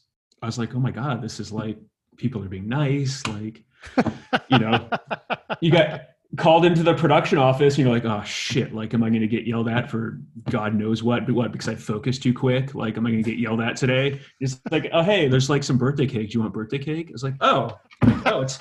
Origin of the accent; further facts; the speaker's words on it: Vancouver, British Columbia, Canada; my synagogue growing up in Vancouver